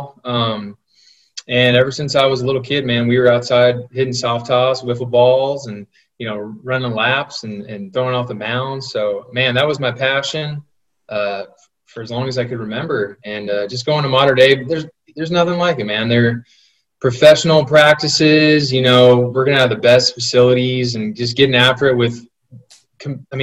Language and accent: English; La Habra, California, United States; also born or lived in Whittier, California; I grew up in La Habra, California, Whittier La Habra area